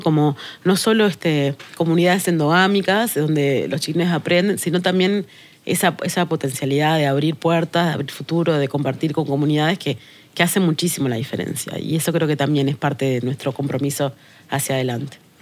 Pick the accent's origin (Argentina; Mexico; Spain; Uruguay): Uruguay; Tacuarembó; soy del interior. Yo soy eh, de Tacuarembó, siempre lo digo, y, y, y, no solo soy de Tacuarembó